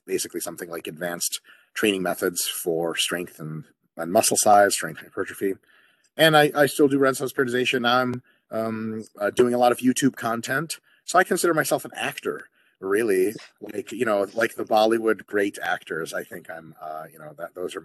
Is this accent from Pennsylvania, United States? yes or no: no; Detroit, Michigan, United States; also born or lived in Moscow, Russia; I grew up around the Detroit area in the United States in the state of Michigan.